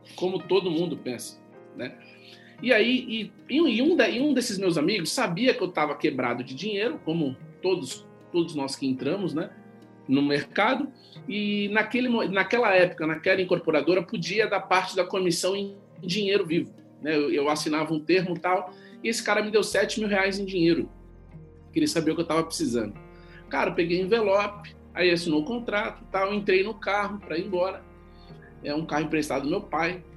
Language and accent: Portuguese; São Paulo, Brazil; eu sou paulista